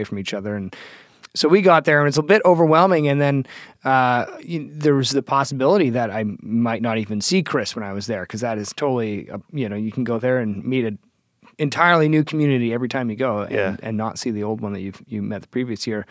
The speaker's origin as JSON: {"language": "English", "town": "Toronto", "region": "Ontario", "country": "Canada", "said": "I'm from Toronto, Ontario."}